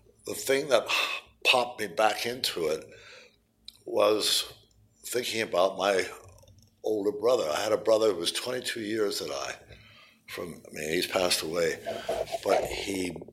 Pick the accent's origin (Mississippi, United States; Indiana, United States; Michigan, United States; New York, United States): New York, United States; moved away as an adult; I was from New York